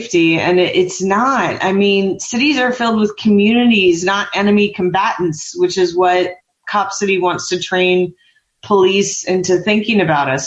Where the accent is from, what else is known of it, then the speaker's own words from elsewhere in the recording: Murfreesboro, Tennessee, United States; also born or lived in Atlanta, Georgia / Nashville, Tennessee; now in New York City, United States; I grew up in a town called Murfreesboro, Tennessee, in Nashville